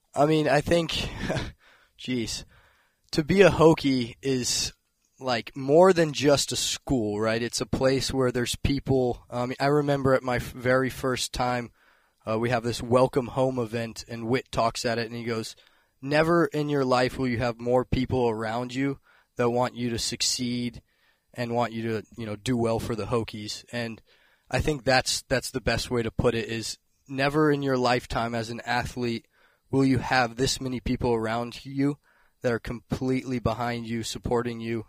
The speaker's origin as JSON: {"language": "English", "town": "Blacksburg", "region": "Virginia", "country": "United States", "tie": "born or raised there", "said": "growing up in Blacksburg"}